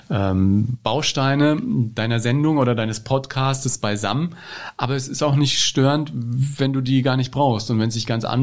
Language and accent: German; Ebern, Bavaria, Germany; wir haben als Kinder in Ebern in Franken mit zwei Kassettenrekordern uns, wie das in Bayern so üblich war